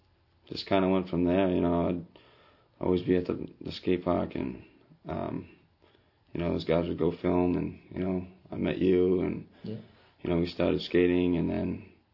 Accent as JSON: {"language": "English", "town": "New Bedford", "region": "Massachusetts", "country": "United States", "tie": "born or raised there", "said": "Yeah, it was a little crazy. Moved around a lot from, you know, North End, South End. Like, you know, kind of moved around a lot when I was young."}